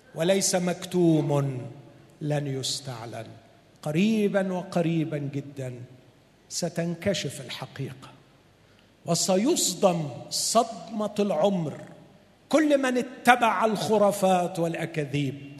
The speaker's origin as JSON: {"language": "Arabic", "country": "Egypt", "said": "عندنا في مصر"}